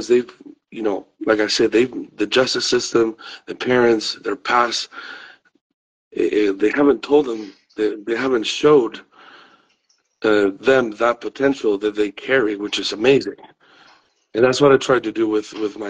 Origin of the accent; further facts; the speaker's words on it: Madrid, Community of Madrid, Spain; moved away; I'm originally from Madrid, Spain.